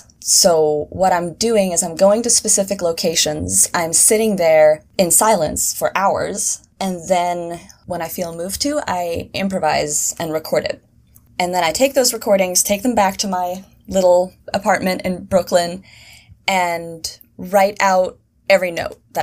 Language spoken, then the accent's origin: English; Sweden; moved away as an adult; also born or lived in Seattle, United States; now in New York, United States; I moved from Sweden to Seattle when I was 18